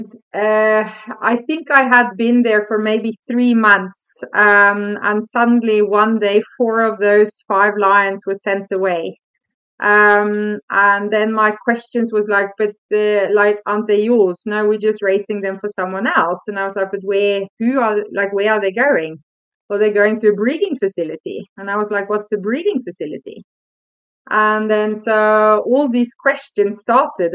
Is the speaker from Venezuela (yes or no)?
no; Norway; moved away as an adult; now in South Africa; I come from Norway